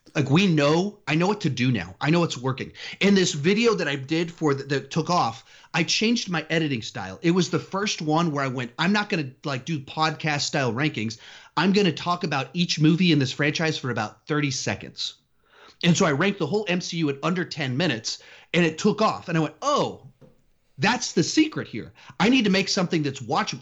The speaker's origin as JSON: {"language": "English", "town": "Austin", "region": "Texas", "country": "United States", "tie": "born or raised there", "also_born_or_lived": "California / South Carolina", "said": "I was born in California, moved to Texas when, right after my seventh birthday"}